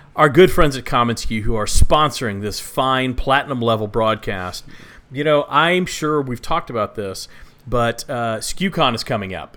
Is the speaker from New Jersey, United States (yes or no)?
no; Texas, United States; I am from Texas, grew up there